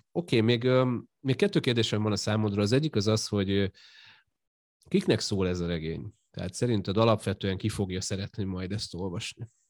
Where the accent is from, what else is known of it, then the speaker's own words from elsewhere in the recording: Győr, Győr-Moson-Sopron, Hungary; én mondjuk Győri vagyok, így Győrben élek